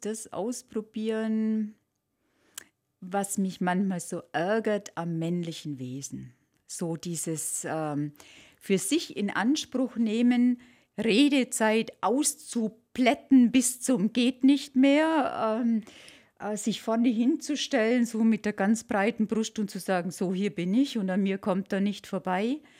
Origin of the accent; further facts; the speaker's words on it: Allgäu, Bavaria, Germany; sind wir Allgäuer